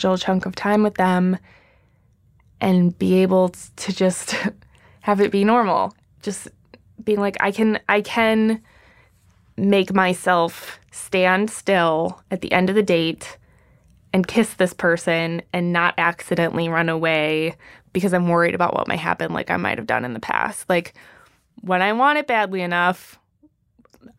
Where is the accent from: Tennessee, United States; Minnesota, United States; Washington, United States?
Minnesota, United States; moved away as an adult; now in New York City, United States; I'm just from the Midwest. I don't talk like this